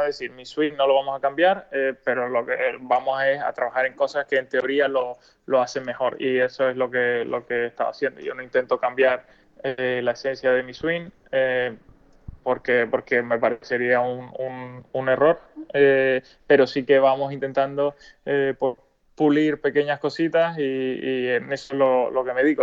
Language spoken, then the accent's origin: Spanish; Spain; como buen español